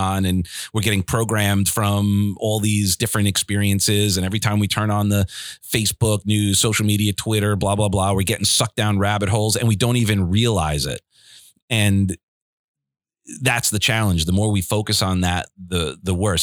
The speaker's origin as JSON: {"language": "English", "town": "Garden City", "country": "United States", "tie": "born or raised there", "moved": "yes", "said": "growing up in Garden City, it's a beautiful town"}